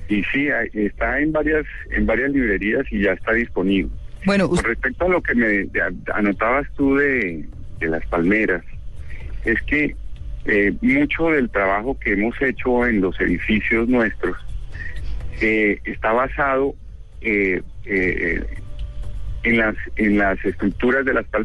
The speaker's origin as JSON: {"language": "Spanish", "town": "Barranquilla", "region": "Atlántico", "country": "Colombia", "tie": "born there", "lives_now": "Bogotá, Colombia", "said": "No, yo vivo hace muchísimos años en Bogotá, pero sí nací en Barranquilla"}